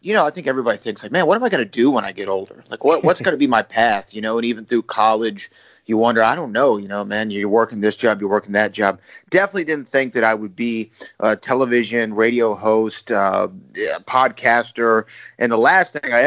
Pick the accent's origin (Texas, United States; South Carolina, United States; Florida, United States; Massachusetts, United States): Texas, United States; I'm from the great state of Texas